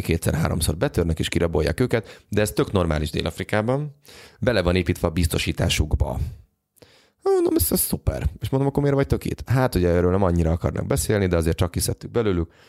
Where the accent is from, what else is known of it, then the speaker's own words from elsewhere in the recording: Hungary; magyarok vagyunk